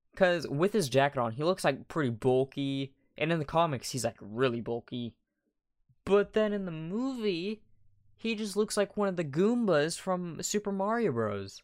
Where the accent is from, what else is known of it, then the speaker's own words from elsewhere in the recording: United States; I'm American